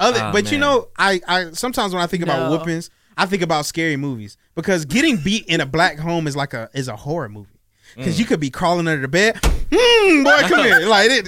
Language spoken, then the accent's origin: English; Baltimore, Maryland, United States; I was born in Baltimore, Maryland.